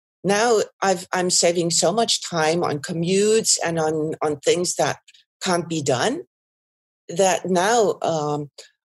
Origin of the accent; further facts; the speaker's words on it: Germany; also born or lived in Netherlands / Italy; now in Belgium; by origin, I'm not Belgian. I'm German, and I've lived in the Netherlands for a long time